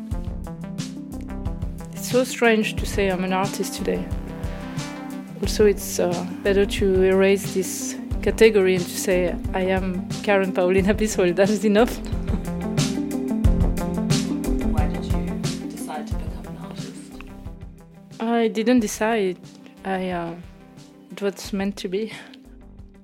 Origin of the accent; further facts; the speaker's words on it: Oranjestad, Aruba; now in Paris, France; I was born in Orangestad, Aruba. I live in Paris.